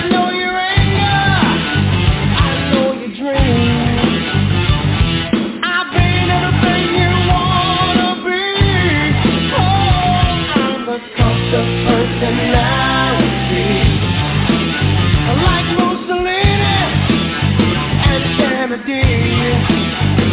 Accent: New York City, New York, United States; I was born and raised in Brooklyn, New York, grew up playing sports.

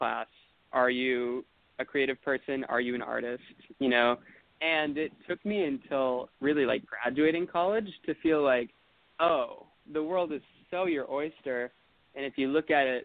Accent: Appleton, Wisconsin, United States; I grew up in Appleton, Wisconsin.

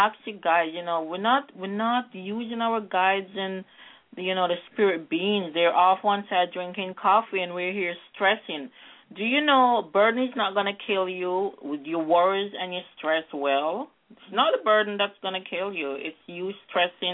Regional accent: Jamaica; I'm from Jamaica, and we're always going through gravitational and energy shifts. Because I'm from a very grounded, more spiritual society.

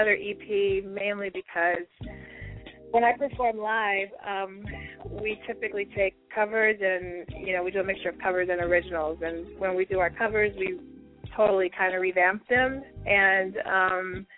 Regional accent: Denver, Colorado, United States; now in Chicago, United States; I actually live in Chicago, so I was born and I was raised in Denver, but I live in Chicago now

